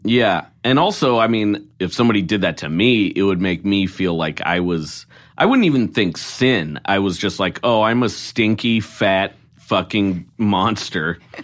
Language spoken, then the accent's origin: English; Oregon, United States; I'm from Oregon